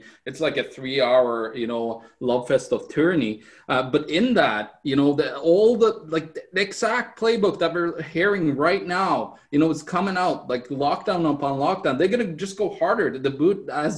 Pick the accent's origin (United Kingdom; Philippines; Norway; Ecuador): Norway; now in Canada; In my home country, Norway